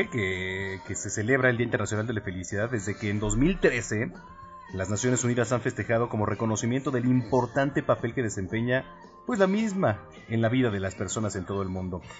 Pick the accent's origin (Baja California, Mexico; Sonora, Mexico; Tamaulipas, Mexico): Sonora, Mexico; Ciudad Obregón; now in Tecámac, Mexico; Aquí trabajando y escuchando su excelente programa desde Tecamac, Estado de México. Soy de Ciudad Obregón, Sonora.